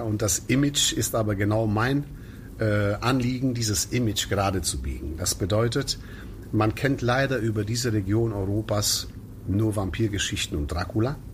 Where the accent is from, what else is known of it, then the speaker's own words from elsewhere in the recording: Mediaș, Sibiu County, Romania; also born or lived in Königsdorf, Frechen, Germany; now in Frechen, Germany; gebürtiger Siebenbürger Sachse, das heißt Siebenbürgen, Transsilvanien.